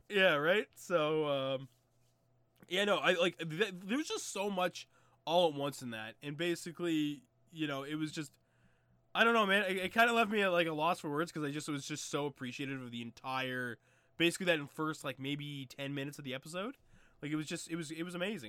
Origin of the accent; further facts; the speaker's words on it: Canada; still had three-wheelers where I'm from